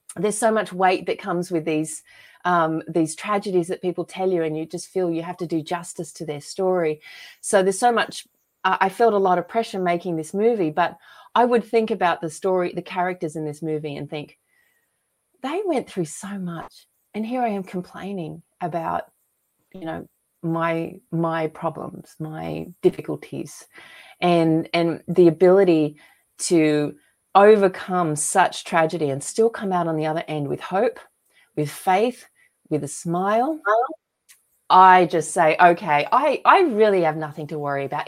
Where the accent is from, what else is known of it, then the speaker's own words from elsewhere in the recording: Australia; moved away as an adult; now in United States; I was lucky to be born and raised in Australia, and I moved to America here in, uh, two thousand ten